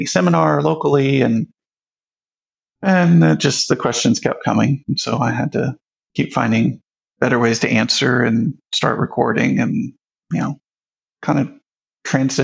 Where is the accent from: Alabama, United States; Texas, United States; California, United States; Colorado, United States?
Texas, United States; Houston; moved away as an adult; also born or lived in Prosper, Texas; now in Dallas, United States; I grew up in Houston